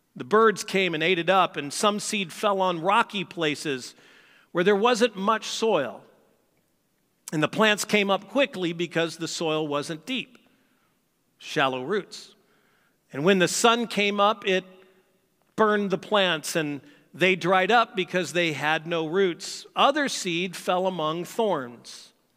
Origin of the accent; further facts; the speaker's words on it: St. Louis, Missouri, United States; moved away; I grew up in Saint Louis